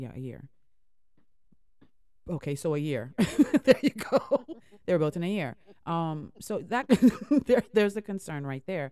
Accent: Fort Lauderdale, Florida, United States; also born or lived in Jamaica; we grew up in a Fort Lauderdale, right? That's home, stomping ground.

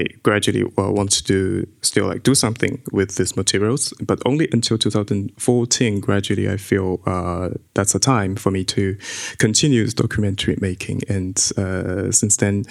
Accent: China; I grew up in China

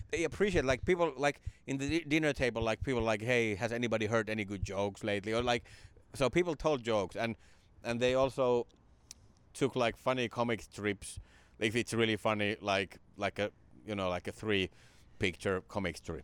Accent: Finland; stand-up kinda came to my hometown. It came to Finland in the nineties

